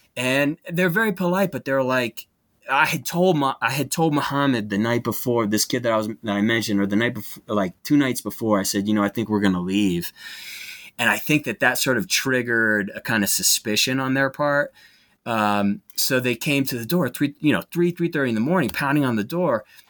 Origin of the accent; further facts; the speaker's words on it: United States; as an American.